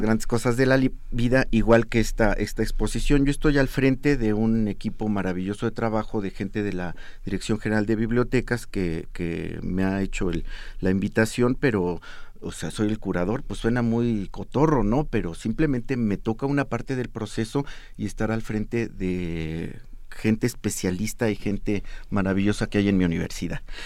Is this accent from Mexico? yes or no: yes; Mexico; yo soy mexicano, mi abuela era zapoteca y vivo en el siglo XXI